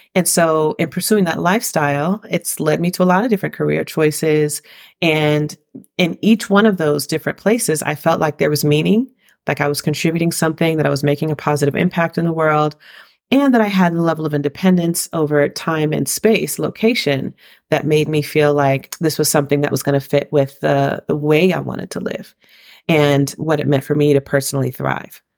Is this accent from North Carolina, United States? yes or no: no; Riverside, California, United States; moved away as an adult; also born or lived in San Francisco Bay Area, California; now in Valencia, Spain; I was raised in Riverside, California